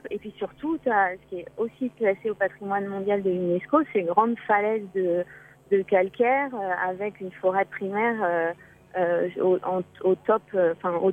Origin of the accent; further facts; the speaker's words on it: France; chez nous en France